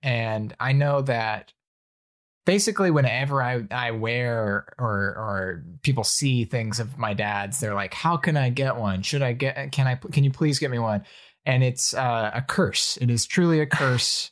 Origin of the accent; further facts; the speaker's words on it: Alabama, United States; moved away; I grew up in Alabama where there are, like, four Asian people